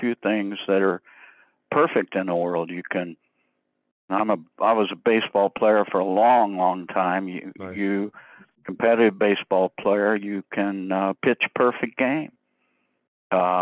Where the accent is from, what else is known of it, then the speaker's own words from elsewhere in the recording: the Ozarks of Missouri, United States; I grew up in the Ozarks of Missouri, and the Bible Belt, and I was raised a Southern Baptist